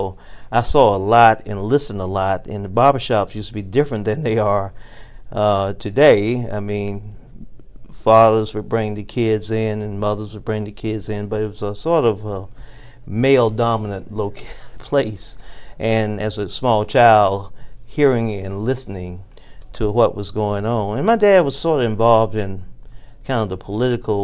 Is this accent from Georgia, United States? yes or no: yes; Bainbridge, Georgia, United States; growing up in South Georgia, in Bainbridge, Georgia, in segregated schools